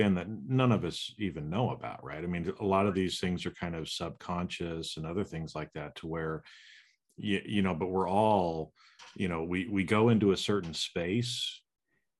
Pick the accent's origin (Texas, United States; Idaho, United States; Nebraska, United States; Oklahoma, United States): Idaho, United States; Boise; I grew up in Boise, but I have a lot of family that lives in Utah as well